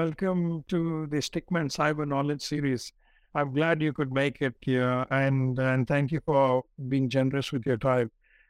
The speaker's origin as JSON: {"language": "English", "region": "Kerala", "country": "India", "said": "So I know we come from the same state. We do. In India, Kerala. It's a beautiful place."}